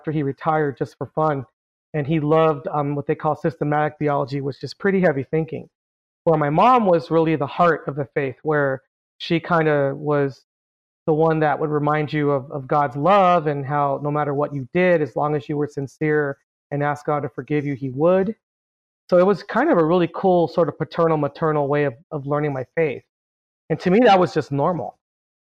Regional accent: Carson, California, United States; I was born and raised in Carson, California

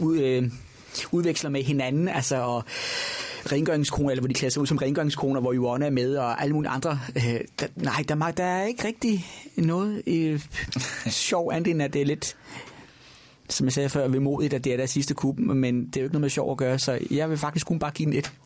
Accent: Nordborg, Southern Denmark, Denmark; Sønderborg, den store by på Als, hvor jeg er opvokset. Jeg er fra Nordborg.

